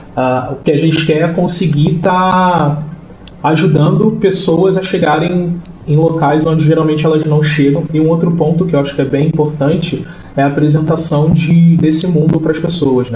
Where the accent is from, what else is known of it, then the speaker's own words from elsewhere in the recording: Rio de Janeiro, Brazil; eu sou do Rio, né? Rio de Janeiro capital